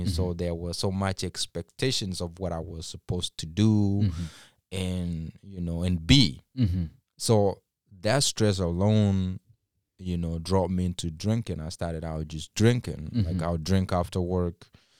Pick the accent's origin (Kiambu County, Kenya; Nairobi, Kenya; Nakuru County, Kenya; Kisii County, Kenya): Kisii County, Kenya; English is a second language; moved away as an adult; So when I moved straight from Kenya here, and when I speak of Kenya, you know, some people were raised in cities and all that. I was raised in a suburb, in a village.